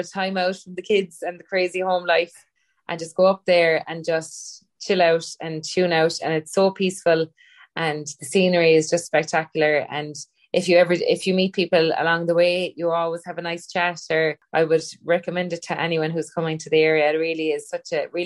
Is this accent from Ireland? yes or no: yes; Ballyhoura region, Munster, Ireland; now in Newcastle, Ireland; I grew up in the Ballyhara region